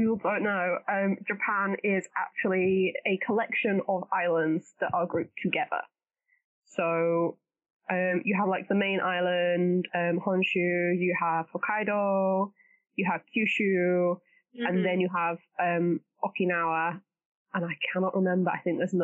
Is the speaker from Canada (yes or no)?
no; United Kingdom; As a British person